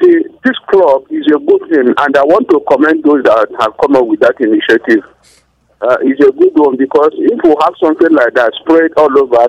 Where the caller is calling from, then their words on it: Anguldi, Plateau, Nigeria; calling from Anguldi.